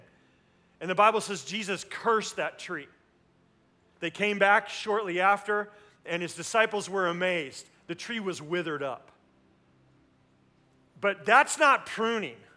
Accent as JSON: {"language": "English", "town": "Tulsa", "region": "Oklahoma", "country": "United States", "tie": "born or raised there", "said": "We grew up in Tulsa"}